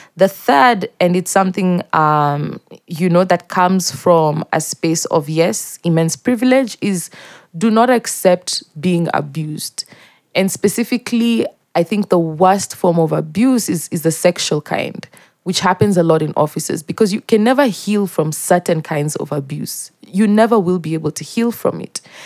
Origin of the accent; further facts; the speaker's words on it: Mombasa, Mombasa County, Kenya; moved away as an adult; also born or lived in Eldoret; now in Nairobi, Kenya; I grew up in Mombasa, um, in multiple neighborhoods